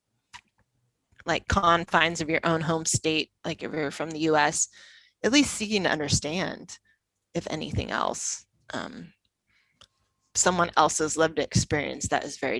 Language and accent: English; United States; moved away as an adult; also born or lived in Italy; now in London, United Kingdom; I would feel different about myself as an American if I didn't live in London